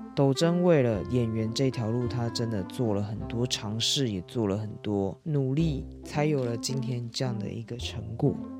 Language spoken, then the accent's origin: Chinese; Taiwan